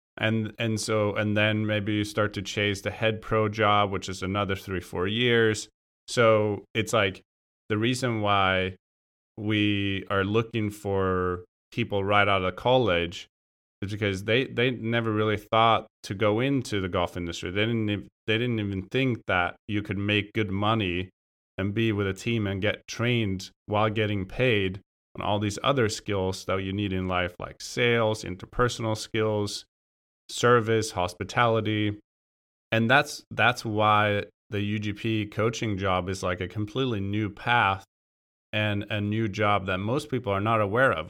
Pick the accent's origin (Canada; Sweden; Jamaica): Sweden; moved away as an adult; now in California, United States; I'm originally from Sweden, I grew up playing golf